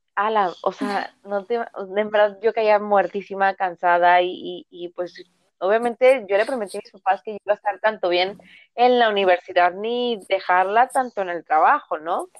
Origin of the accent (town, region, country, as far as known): Veracruz, Mexico